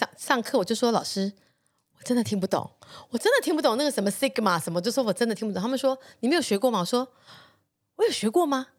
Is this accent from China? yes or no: no; Taiwan; 就是他在国外长大，我是土生土长台湾人。